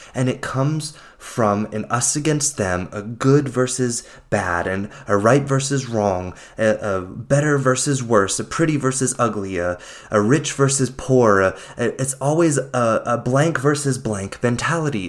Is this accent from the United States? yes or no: yes; United States; my experience of living, growing up in the United States